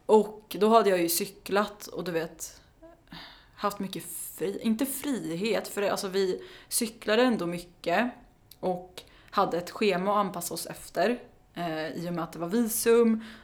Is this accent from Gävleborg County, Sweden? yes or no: no; Karlskoga, Örebro County, Sweden; moved away as an adult; now in Stockholm, Sweden; jag är från Karlskoga. så jag, flytt, ja, mm. så jag flyttade hem till gården igen.